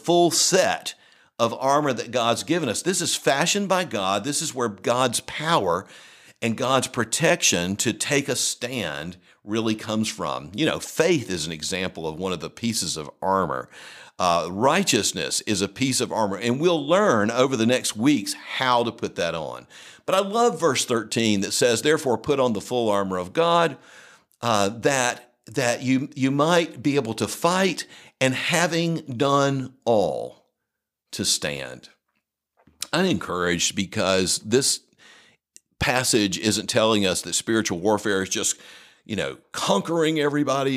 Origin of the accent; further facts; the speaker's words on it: the South, United States; also born or lived in Colorado; as a Southerner